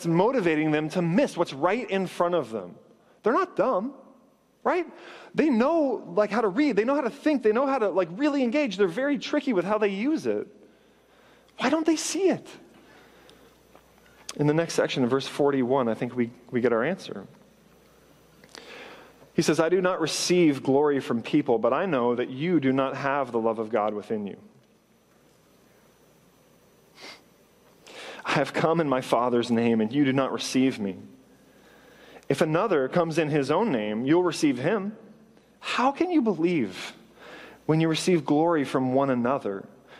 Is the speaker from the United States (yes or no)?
no; Canada; I grew up in Canada